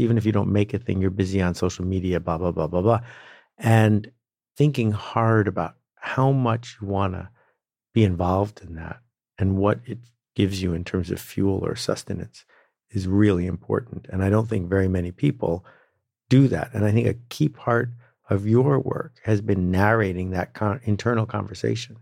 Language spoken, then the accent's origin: English; Northern Canada, Canada; I grew up in Northern Canada and became a canoeing instructor when I was sixteen